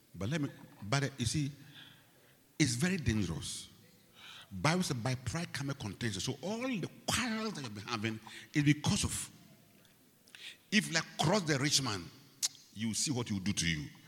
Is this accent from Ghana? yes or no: yes; Ghana; I come from Ghana